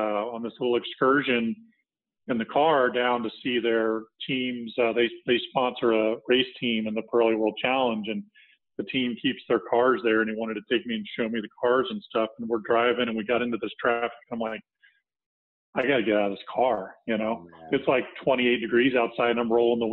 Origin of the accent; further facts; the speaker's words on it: Texas, United States; moved away as an adult; also born or lived in Florida; I grew up in Texas, so I came back to Texas after several stops across the country in the corporate world.